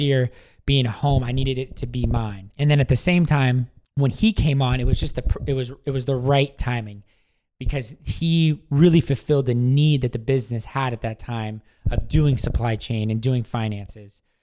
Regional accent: Washington, United States; moved away as an adult; also born or lived in San Diego, California; moved back home to uh, Washington State

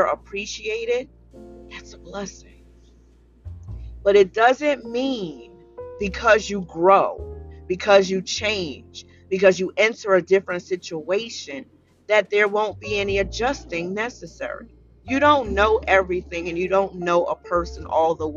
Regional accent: Paterson, New Jersey, United States; moved away; I was born and raised in Paterson, New Jersey. I'm a Jersey girl to the heart

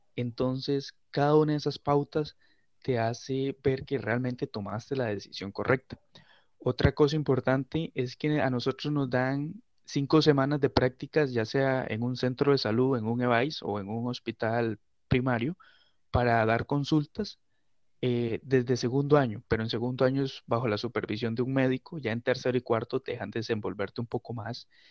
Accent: San Carlos, Río San Juan, Nicaragua; yo soy nicaragüense, por gracia de Dios. soy del departamento de Río San Juan, del municipio de San Carlos

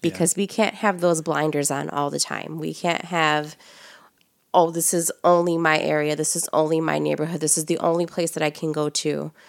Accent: Chicago, Illinois, United States; we're from the Southeast side of Chicago

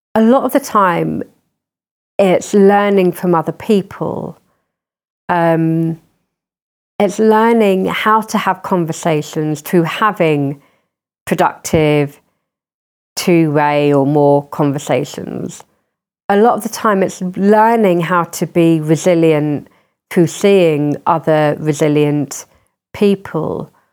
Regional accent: Croydon, London, United Kingdom; growing up in Croydon

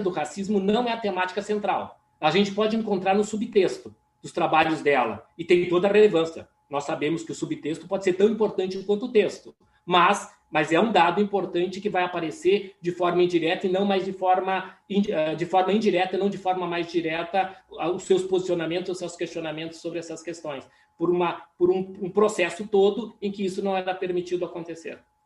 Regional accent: Caxias do Sul, Rio Grande do Sul, Brazil; Caxias, que é uma região onde eu nasci

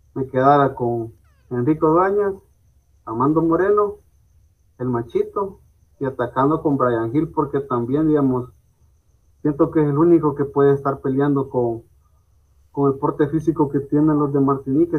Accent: El Salvador; soy salvadoreño

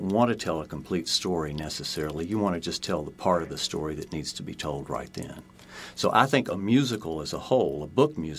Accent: Chattanooga, Tennessee, United States; moved away; I grew up in Chattanooga, Tennessee

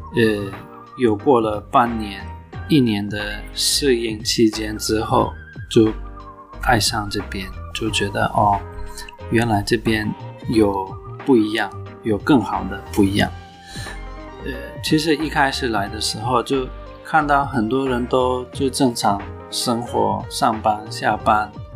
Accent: Turkey; Chinese is a second language; now in Taiwan; 我们土耳其人比较喜欢吃羊肉

